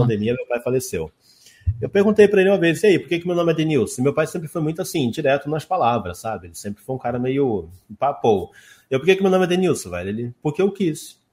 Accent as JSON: {"language": "Portuguese", "region": "Rondônia", "country": "Brazil", "tie": "born or raised there", "also_born_or_lived": "Santa Helena, Paraná / Curitiba, Paraná / Ji-Paraná, Rondônia", "said": "eu vim para cá, eu tinha dois, três anos de idade, então eu cresci aqui. Hum. Eu sou rondoniense de coração"}